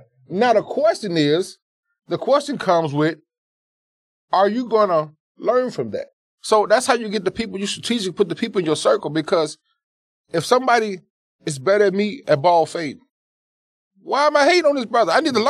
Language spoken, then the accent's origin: English; the South, United States; how we were raised in the South with the different upbringings.